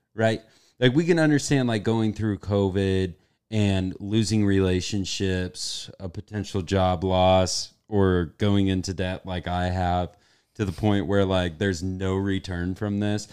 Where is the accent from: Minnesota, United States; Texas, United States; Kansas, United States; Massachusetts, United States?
Kansas, United States; I'm from the Midwest, Kansas